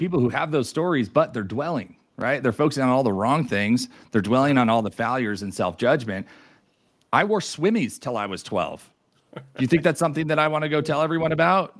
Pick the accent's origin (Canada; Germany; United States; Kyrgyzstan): United States; New York; moved away as an adult; now in Denver, United States; I'm originally from New York too